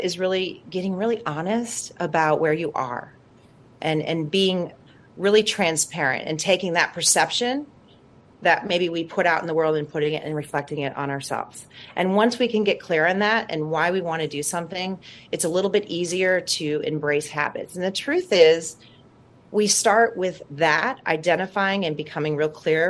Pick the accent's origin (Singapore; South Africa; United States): United States; New Orleans, Louisiana; moved away as an adult; now in California, United States; I'm from New Orleans originally